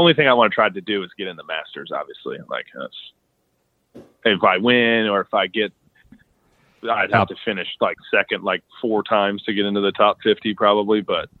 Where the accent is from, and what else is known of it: Dallas, Texas, United States; born or raised there